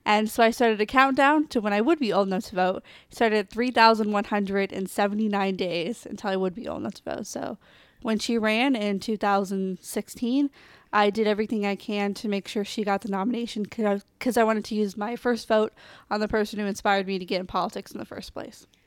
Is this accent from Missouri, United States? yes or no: yes; Kansas City, Missouri, United States; I'm from Kansas City, Missouri